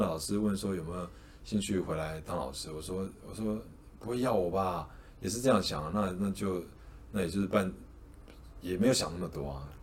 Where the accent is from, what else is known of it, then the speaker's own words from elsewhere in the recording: Taipei, Taiwan; 我读书在台北，我在台北长大嘛，新，双北啦